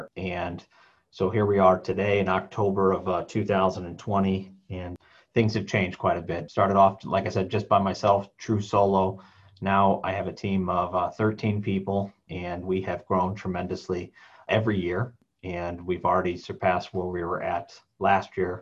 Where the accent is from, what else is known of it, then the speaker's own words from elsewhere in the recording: South Bend, Indiana, United States; moved away as an adult; now in Tinley Park, United States; I grew up in South Bend, Indiana, and moved out here with my wife